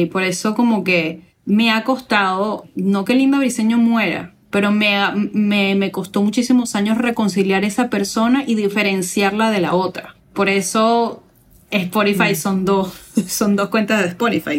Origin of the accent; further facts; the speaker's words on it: Venezuela; now in New York, United States; yo en Venezuela